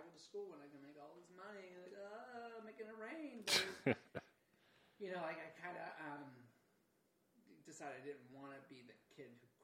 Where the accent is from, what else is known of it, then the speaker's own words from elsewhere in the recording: Lansdowne, Maryland, United States; I grew up in Baltimore at a place called Lansdowne, exit 9 off 695. It's in Baltimore County, but it's right next to the city line.